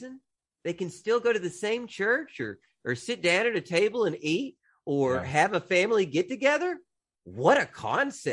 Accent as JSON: {"language": "English", "country": "United States", "moved": "as an adult", "lives_now": "Philippines", "said": "I'm an American"}